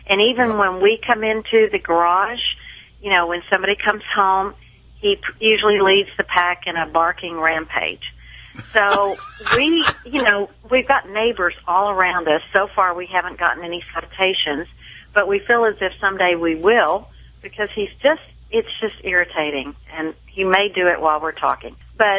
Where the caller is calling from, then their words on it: Frisco, Texas, United States; Frisco, Texas.